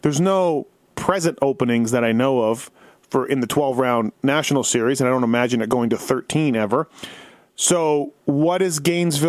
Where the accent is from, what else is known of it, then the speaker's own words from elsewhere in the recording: Canada; I'm from Canada